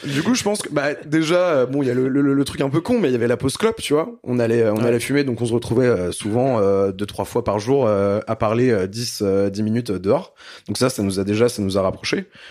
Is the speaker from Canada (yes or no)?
no; Brittany, France; je suis né en Bretagne